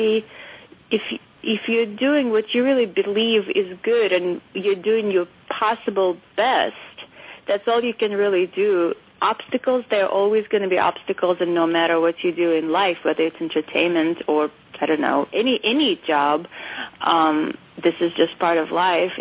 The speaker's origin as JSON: {"language": "English", "region": "Moscow", "country": "Russia", "tie": "born or raised there", "moved": "yes", "said": "I grew up in Moscow in the fall of the Soviet Union"}